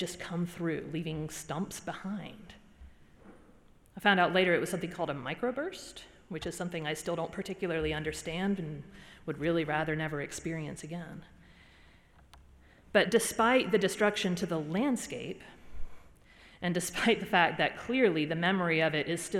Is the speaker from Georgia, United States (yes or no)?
yes; Georgia, United States; moved away; I'm from Georgia